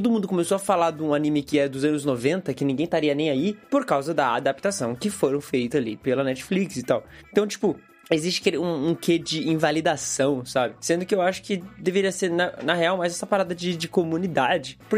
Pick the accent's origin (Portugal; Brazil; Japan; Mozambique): Japan; Tem a parada, claro, de que eu cresci no Japão, então eu cresci com animes, com desenhos e tal.